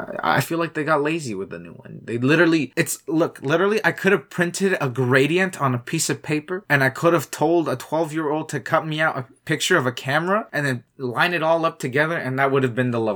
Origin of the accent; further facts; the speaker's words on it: Canada; I'm Canadian.